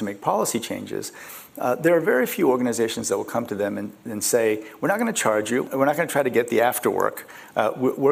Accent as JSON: {"language": "English", "town": "Muscatine", "region": "Iowa", "country": "United States", "tie": "born or raised there", "also_born_or_lived": "Dallas, Texas / South Korea", "second_language": "English", "said": "So I grew up in Iowa, and we lived right near the local golf course."}